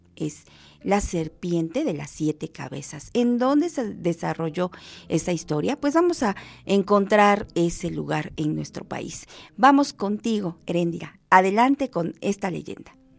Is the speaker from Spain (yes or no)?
no; Mexico; como mexicanos